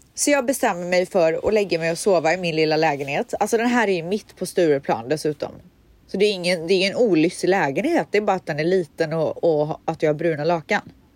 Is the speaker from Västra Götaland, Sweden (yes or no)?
yes; Borås, Västra Götaland, Sweden; moved away; Borås där jag kommer ifrån